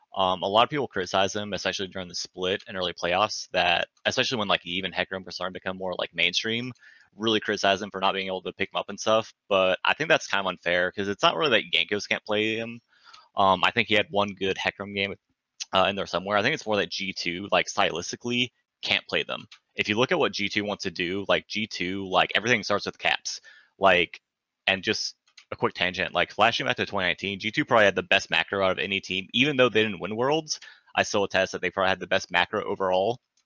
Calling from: California, United States; The Bay Area, currently under fire.

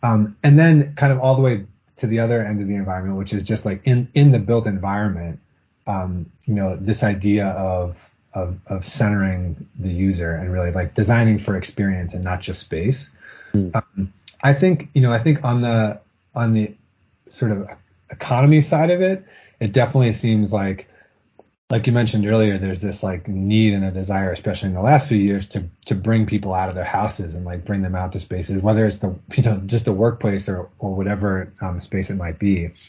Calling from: Boston, Massachusetts, United States; I'm calling from Boston, just outside of Boston.

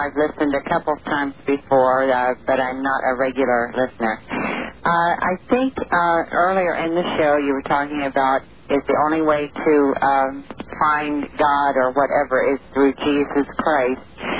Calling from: Central Point, Oregon, United States; I'm calling from Central Point.

